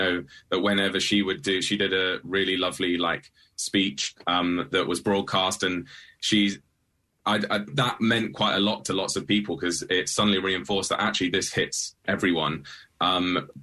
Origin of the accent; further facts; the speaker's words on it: United Kingdom; someone who has represented our country and worked for our country